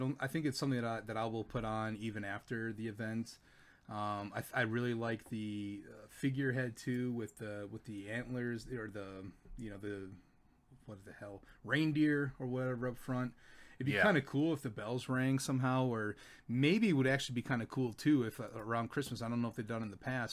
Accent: Wisconsin, United States; moved away; I'm from Wisconsin

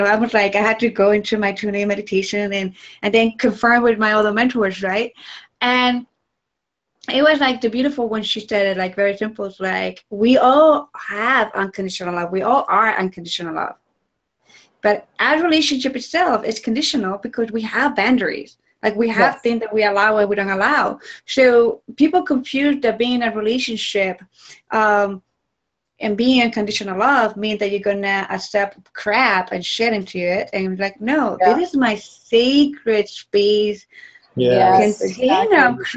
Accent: Ecuador; moved away; I'm from Ecuador. So when I traveled to Ecuador, and since I was little

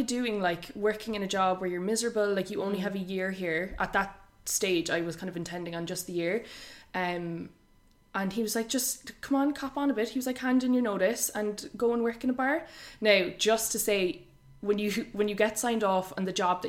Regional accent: Monkstown, Munster, Ireland; moved away as an adult; also born or lived in New York; Both from Cork. I'm from Monkstown

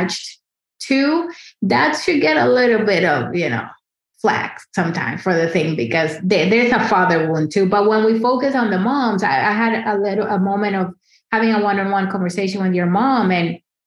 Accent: Dominican Republic; moved away as an adult; now in New York City, United States; I grew up in the Dominican Republic

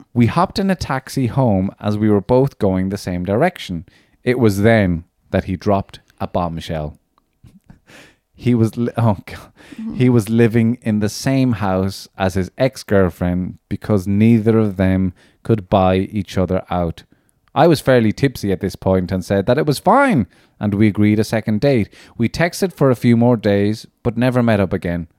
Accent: Cork, Munster, Ireland; I grew up in Cork

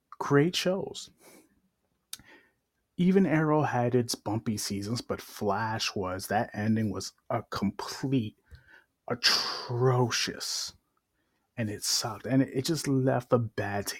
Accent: New York City, New York, United States; moved away; I'm originally from Brooklyn, New York. Grew up in Williamsburg

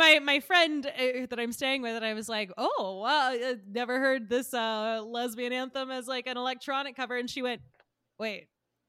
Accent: the South, United States; We're both from the South.

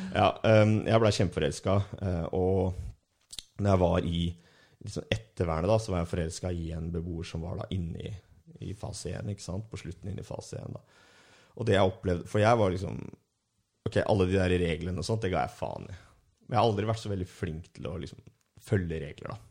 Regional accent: Ski, Akershus, Norway; i Ski, så sånn der jeg er fra

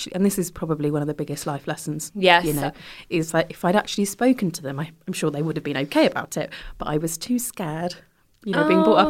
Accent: Gravesend, South East England, United Kingdom; also born or lived in Leeds; And then we eventually moved to Kent because there was a lot of construction work going on then at that time.

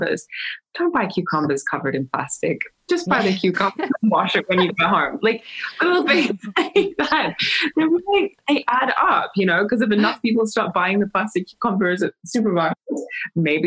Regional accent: Australia; being Australian

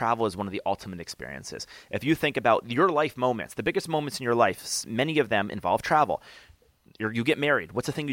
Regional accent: Albany, New York, United States; I grew up in Albany, New York

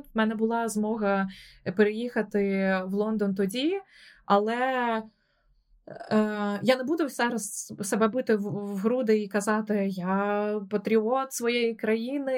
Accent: Odesa, Odesa Oblast, Ukraine; moved away as an adult; also born or lived in Kyiv; now in London, United Kingdom; я сама з Одеси

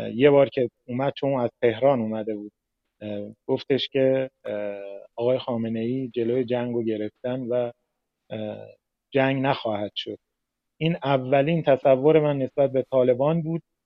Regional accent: Mashhad, Razavi Khorasan, Iran; من مشهدی هستم با افغانستانی ها همکلاس بودم

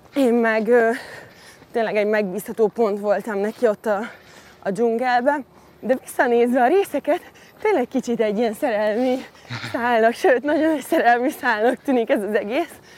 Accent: Hungary; also born or lived in London; a városban nőttem fel a, úgymond a hiénák között a divat világában

